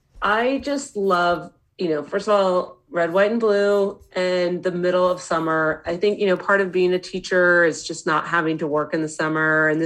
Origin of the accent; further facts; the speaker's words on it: Walnut Creek, California, United States; I grew up in Walnut Creek